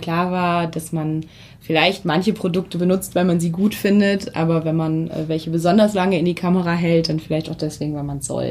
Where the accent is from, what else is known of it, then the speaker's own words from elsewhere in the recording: Hamelin, Lower Saxony, Germany; moved away as an adult; now in Lüneburg, Germany; in meine Heimat, ins äh, Weserbergland, nach, ins sehr beschauliche Hameln gegangen.